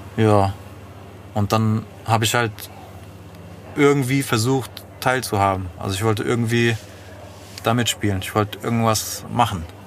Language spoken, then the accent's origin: German; Frankfurt, Hesse, Germany; ich bin im Western groß geworden